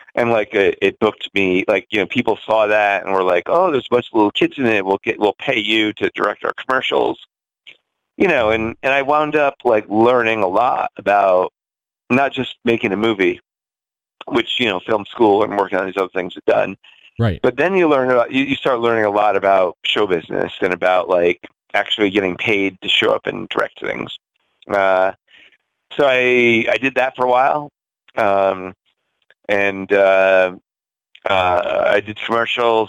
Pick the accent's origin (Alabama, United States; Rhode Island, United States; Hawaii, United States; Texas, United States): Rhode Island, United States; now in New York City, United States; I grew up in uh, a very rural backwoods town in Rhode Island